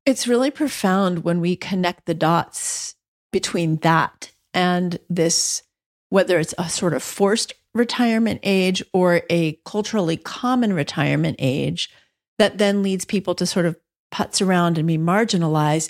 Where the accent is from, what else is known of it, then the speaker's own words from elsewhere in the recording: New York City, New York, United States; now in Massachusetts, United States; I was born in Spanish Harlem